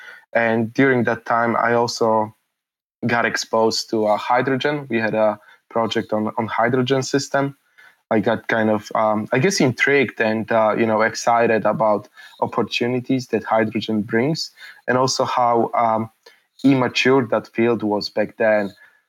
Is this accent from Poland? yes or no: yes; Poland; when I was born in Poland, Poland was still a communist country. I don't really remember communism, but you know, I effectively grew up in post-communist Poland, so things were limited.